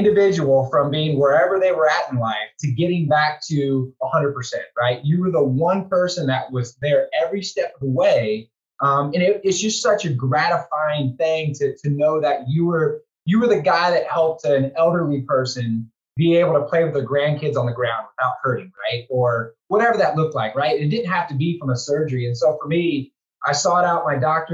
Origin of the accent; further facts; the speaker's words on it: Houston, Texas, United States; moved away as an adult; I moved back here to Houston, my hometown